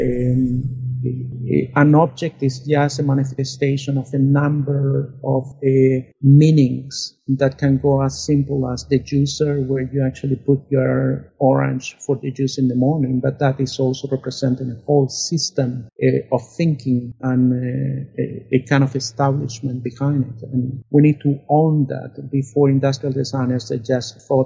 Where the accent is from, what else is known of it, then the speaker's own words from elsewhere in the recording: Chile; moved away; born back in Chile under a dictatorship